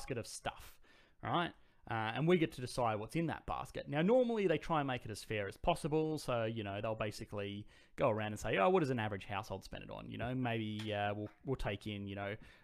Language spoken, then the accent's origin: English; Australia; I'm Australian.